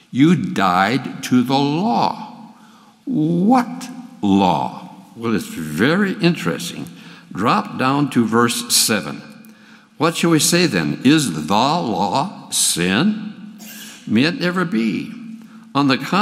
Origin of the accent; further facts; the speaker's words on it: Minnesota, United States; now in Texas, United States; I grew up in Minnesota. And in 1951, Max and I moved down to Texas